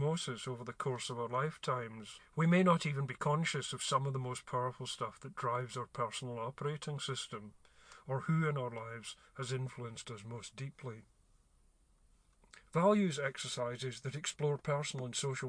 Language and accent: English; Glasgow, Scotland, United Kingdom; I grew up in Glasgow in the 60s